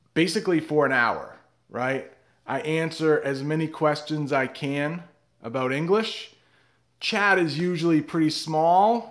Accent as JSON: {"language": "English", "region": "New England", "country": "United States", "said": "I am from New England, which is in the northeast of the United States, about two hours north of Boston"}